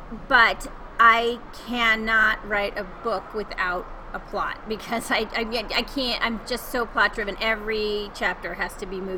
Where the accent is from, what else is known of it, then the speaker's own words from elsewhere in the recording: Connecticut, United States; moved away as an adult; also born or lived in Florida / Los Angeles; now in Denver, United States; I was born in Florida, but I'm from Connecticut. I grew up on the East Coast.